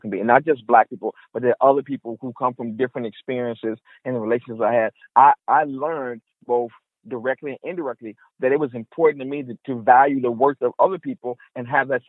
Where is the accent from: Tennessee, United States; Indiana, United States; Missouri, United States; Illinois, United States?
Illinois, United States; Chicago; moved away as an adult; I'm a Chicagoan. I'm a Chicago kid. No matter where I go, all my life, people ask me, where am I from? I haven't lived in Chicago since I was 18 years old, really. I am a Chicagoan, okay? That's who I am. I'm a Black Chicagoan.